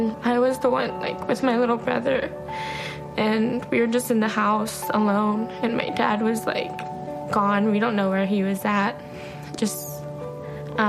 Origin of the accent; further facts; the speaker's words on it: Austin, Texas, United States; also born or lived in Cuero, Texas; I'm 17 and I'm from South Austin